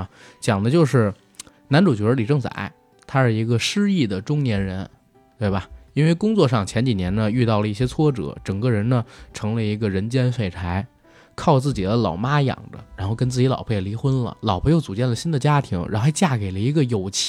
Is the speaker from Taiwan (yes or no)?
no; China; 不对，因为我们是中国人。